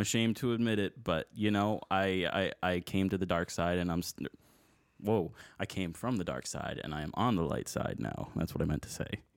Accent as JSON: {"language": "English", "town": "Buffalo", "region": "New York", "country": "United States", "tie": "born or raised there", "said": "I am also born and raised in the Buffalo area"}